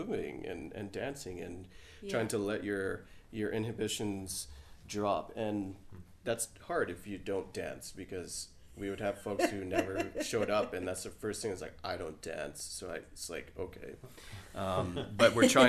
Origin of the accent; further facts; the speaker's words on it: Trinidad & Tobago; now in Alberta, Canada; culturally I was born in Trinidad, and so I have this Caribbean flair with me